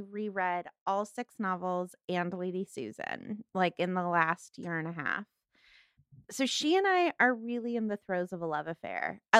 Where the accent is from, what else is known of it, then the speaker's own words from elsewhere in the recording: Los Angeles, California, United States; I'm from Los Angeles, so I obviously think it should open in the San Fernando Valley where I'm from.